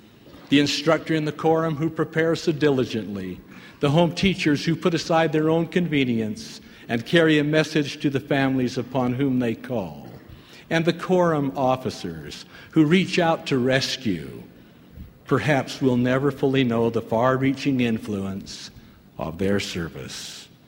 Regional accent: Ireland; moved away as an adult; also born or lived in Canada; In 1957, at the age of 21, I emigrated from Ireland, where I had grown up, to Canada.

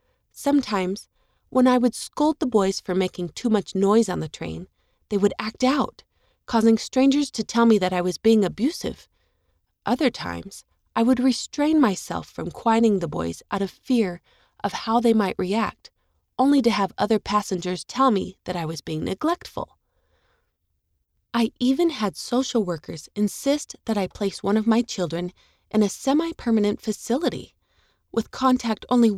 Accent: Japan; In my home country of Japan, 98% of the population is Japanese.

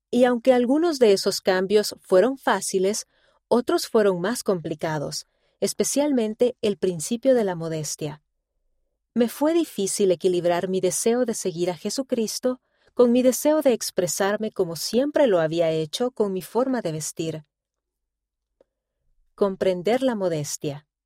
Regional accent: Colombia; muy diferente de la pequeña ciudad en la que crecí en Colombia

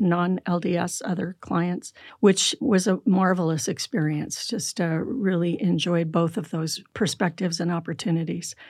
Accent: California, United States; also born or lived in Michigan; now in Utah, United States; I grew up in California.

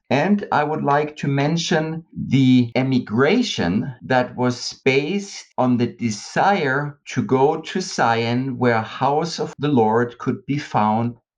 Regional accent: West Germany, Germany; I'm from the West

